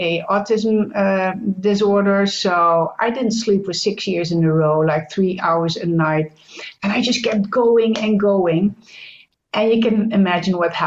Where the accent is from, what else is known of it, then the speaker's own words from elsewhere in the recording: Netherlands; also born or lived in United States; I'm Dutch. That's the first thing. I'm from the Netherlands in Europe